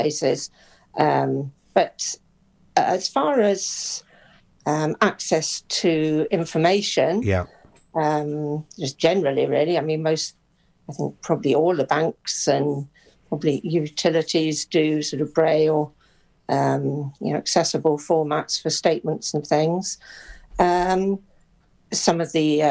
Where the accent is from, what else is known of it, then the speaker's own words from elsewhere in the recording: Pembrokeshire, Wales, United Kingdom; moved away; I was born and bred in Pembrokeshire